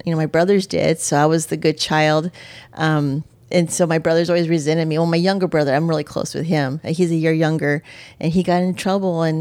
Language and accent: English; El Paso, Texas, United States; Um, I was in the city. We were very much city kids. Um, out of El Paso, Texas.